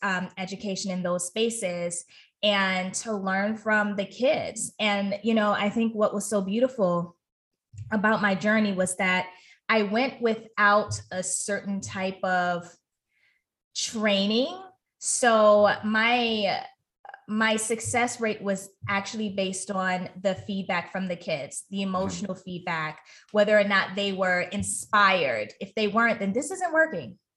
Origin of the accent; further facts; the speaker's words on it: United States; my home country in the US